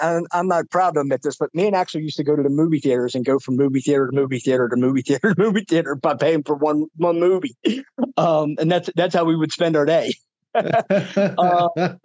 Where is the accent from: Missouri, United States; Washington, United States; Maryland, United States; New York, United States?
Maryland, United States; Baltimore; moved away; I grew up in Baltimore in the Chesapeake Bay